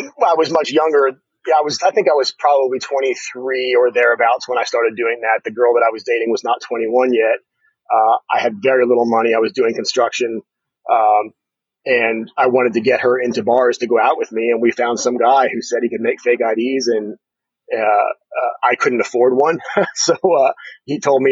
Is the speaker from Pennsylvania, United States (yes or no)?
yes; Harrisburg, Pennsylvania, United States; moved away as an adult; also born or lived in State College, Pennsylvania / Dallas, Texas; I grew up here in Pennsylvania. I finished high school here in State College, although most of my childhood was in Harrisburg